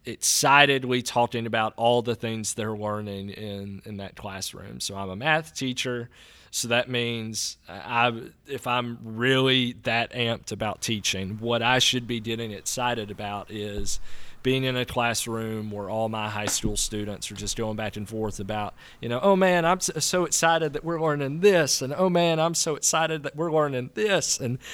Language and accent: English; Natchez, Mississippi, United States; I think while I was in college, while I was away from Natchez, I saw how broken Natchez was. And Natchez doesn't have any problems that other towns don't, but because it's where I was from